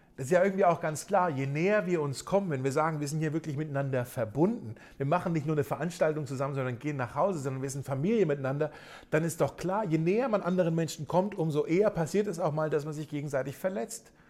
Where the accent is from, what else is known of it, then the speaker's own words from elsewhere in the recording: Germany; gerade für uns Deutsche, wo wir hier in unserem Land ja so eine äh, reiche christliche Tradition ja zumindest haben